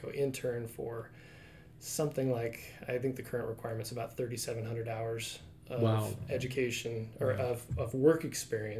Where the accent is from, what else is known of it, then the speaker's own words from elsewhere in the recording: Washington, United States; moved away as an adult; also born or lived in Utah; I'm from Washington